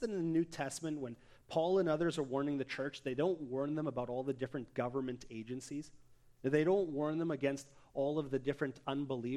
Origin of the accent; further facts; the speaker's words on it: Abbotsford, British Columbia, Canada; my hometown, Abbotsford